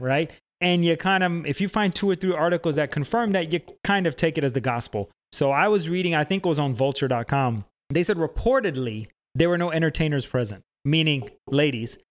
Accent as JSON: {"language": "English", "town": "Atlanta", "region": "Georgia", "country": "United States", "said": "We're both from Atlanta"}